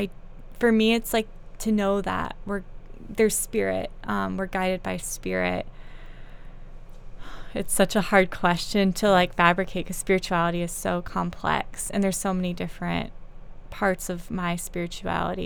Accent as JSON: {"language": "English", "region": "North Carolina", "country": "United States", "tie": "born or raised there", "said": "I grew up in North Carolina"}